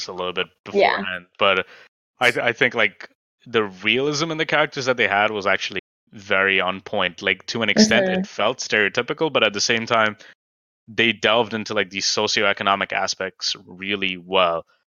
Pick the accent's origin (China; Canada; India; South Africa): India; something that, like, at me as someone, like, who's kind of gone through different socioeconomic classes as an Indian could see very well